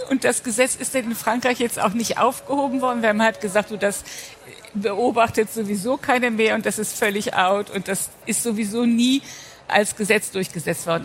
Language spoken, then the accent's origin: German; Rhineland, Germany; Also ich als Rheinländerin